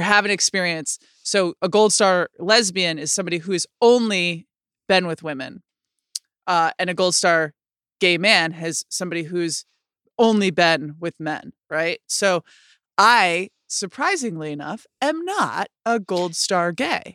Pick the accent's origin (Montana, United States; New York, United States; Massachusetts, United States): New York, United States; Rochester; in my city growing up in Rochester, New York